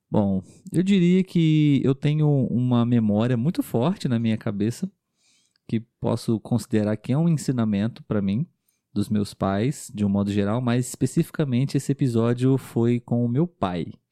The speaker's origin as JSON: {"language": "Portuguese", "country": "Brazil", "said": "Nós somos um casal de brasileiros"}